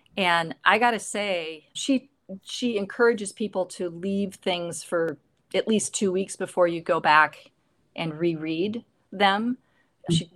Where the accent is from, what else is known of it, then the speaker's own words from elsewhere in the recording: Midwest, United States; growing up in the Midwest